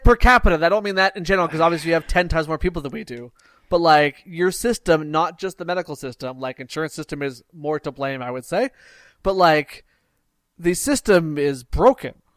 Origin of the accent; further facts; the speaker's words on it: Canada; I'm from Canada